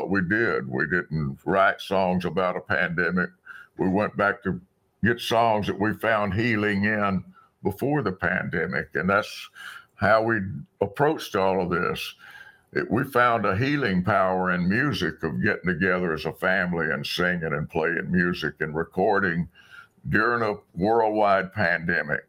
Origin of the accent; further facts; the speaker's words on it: South Alabama, United States; the little country church where I grew up in South Alabama